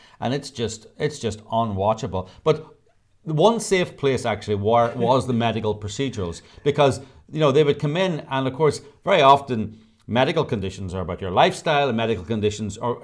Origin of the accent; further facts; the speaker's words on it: Ireland; as Irish people